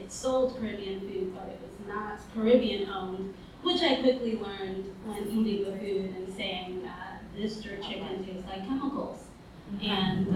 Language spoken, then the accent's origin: English; New York City, New York, United States; I grew up in Brooklyn. I grew up in East Flatbush and Mill Basin